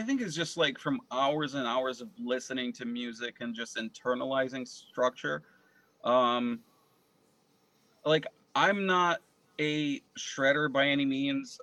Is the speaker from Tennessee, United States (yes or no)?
no; Connecticut, United States; also born or lived in Moscow, Russia / San Francisco, California; I, I grew up in Connecticut.